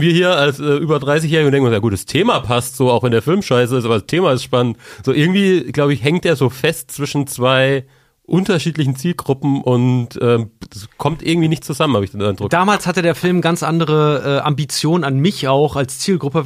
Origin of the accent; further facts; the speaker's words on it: near the Rhön, Germany; Ich komme fast aus der Rhön